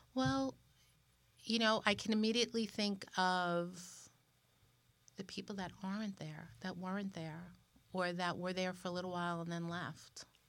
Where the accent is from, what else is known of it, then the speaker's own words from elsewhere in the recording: New York, United States; we're both from New York